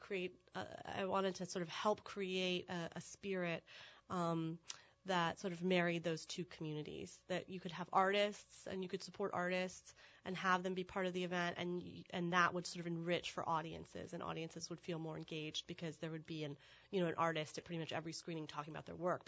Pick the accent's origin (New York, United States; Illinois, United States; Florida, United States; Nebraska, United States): Florida, United States; Tallahassee; moved away as an adult; now in New Orleans, United States; I'm from Tallahassee, Florida